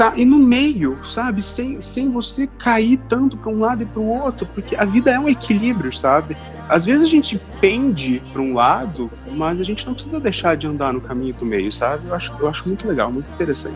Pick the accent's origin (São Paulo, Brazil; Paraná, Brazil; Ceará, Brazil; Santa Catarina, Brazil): Paraná, Brazil; Londrina; first language Portuguese; also born or lived in Curitiba; eu nasci em Londrina, sou londrinense, fui criado sempre no centro de Londrina